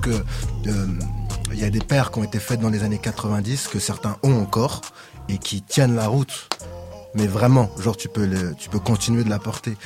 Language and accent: French; Sarcelles, Île-de-France, France; dans ma cité, puisque j'ai grandi à Sarcelles